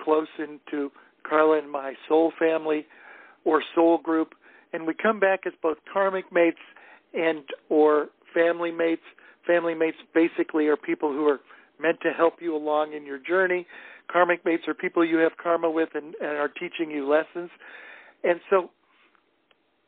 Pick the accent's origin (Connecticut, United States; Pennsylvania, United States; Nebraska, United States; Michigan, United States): Nebraska, United States; moved away; also born or lived in Ohio; I grew up in Nebraska, thousands of miles away from Boston